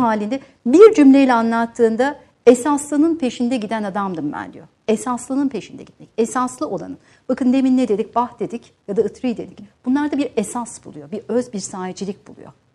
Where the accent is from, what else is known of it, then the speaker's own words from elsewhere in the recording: Van, Turkey; moved away; Van'da dünyaya geldim ve ilk öğrenimde orada gördüm, orta öğrenimde.